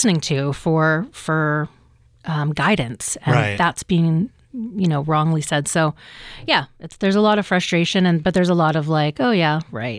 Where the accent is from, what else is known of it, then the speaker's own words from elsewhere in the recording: British Columbia, Canada; And I'm like, no, my First Nation is Gitnamax. And I'm from the Gitxsan Nation.